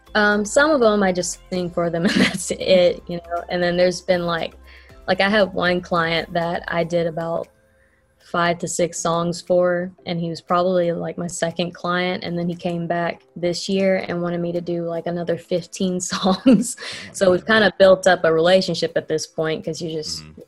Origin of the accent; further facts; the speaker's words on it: Frankfort, Kentucky, United States; now in Lexington, United States; I'm from Frankfort, Kentucky. I just moved here about like back in March